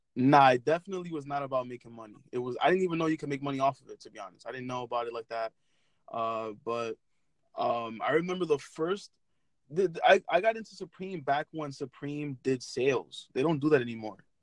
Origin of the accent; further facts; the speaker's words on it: New York City, New York, United States; I'm from Brooklyn, New York